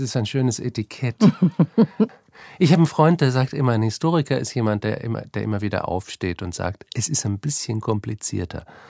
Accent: Northern Germany, Germany; moved away as an adult; now in Vienna, Austria; Ich bin, wie man unschwer hört, kein Österreicher. Ich komme eigentlich aus Deutschland, aus Norddeutschland

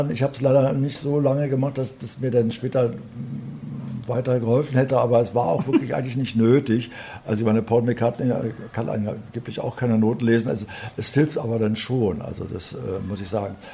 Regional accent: West Berlin, Berlin, Germany; So haben also viele Musiker damals in West-Berlin, wo ich aufgewachsen bin, einen Taxischein gemacht.

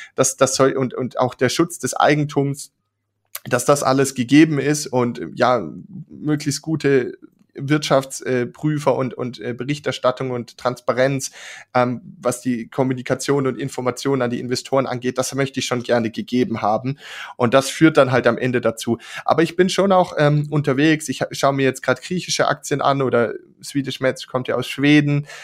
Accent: Germany; als Deutsche

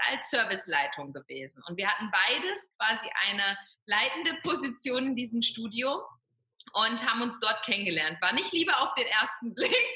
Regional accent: North Rhine-Westphalia, Germany; Sigi kommt ja vom Bodensee, ich komme aus dem Ruhrgebiet und wir sind genau in der Mitte, hier an der schönen Bergstraße

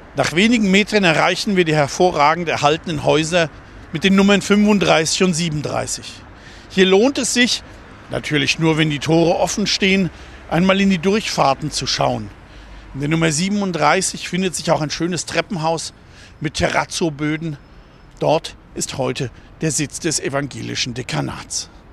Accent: Germany; also born or lived in Black Forest / Bonn, North Rhine-Westphalia; now in Mainz, Germany; Aufgewachsen bin ich im Schwarzwald und in Bonn und lebe seit neunzehnhundertvierundsiebzig in Mainz.

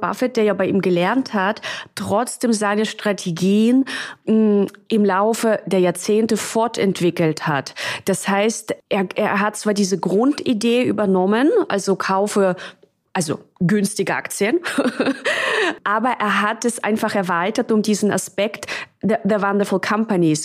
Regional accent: Russia; moved away; also born or lived in Czech Republic / London / Munich; Also ich bin ja in, in Tschechien geboren und in Russland aufgewachsen.

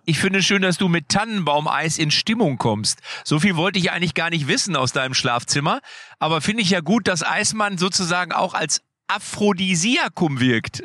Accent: Lippstadt, North Rhine-Westphalia, Germany; bei uns in Lippstadt

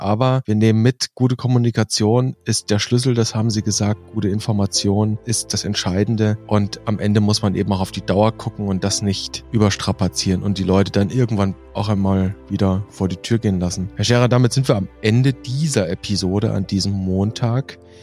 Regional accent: Germany; Bei uns in Deutschland

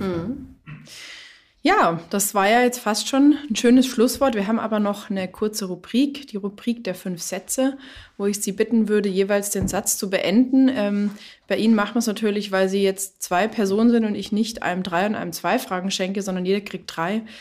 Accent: Germany; bei uns in Deutschland

